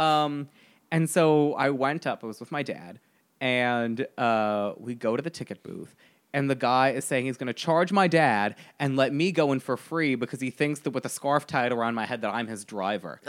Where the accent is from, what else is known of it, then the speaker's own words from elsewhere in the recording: United States; I am very American